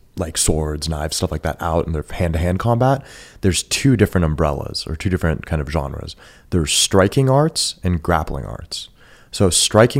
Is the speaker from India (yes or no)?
no; Bay Area, California, United States; first language Farsi; English is a second language; also born or lived in San Jose / Campbell; I grew up in the Bay Area, but because my whole family migrated here from Iran about a year before I was born.